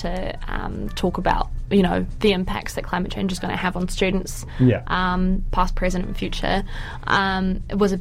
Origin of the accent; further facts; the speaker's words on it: Auckland, New Zealand; I grew up in Massey, so, like, that's the OG hometown